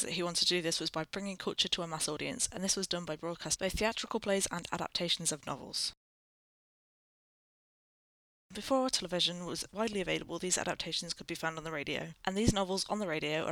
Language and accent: English; United Kingdom; I am British